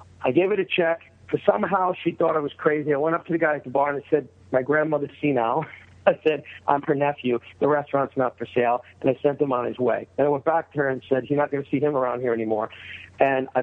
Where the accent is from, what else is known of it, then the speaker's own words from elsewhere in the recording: New York, United States; now in Sherman Oaks, United States; I was from New York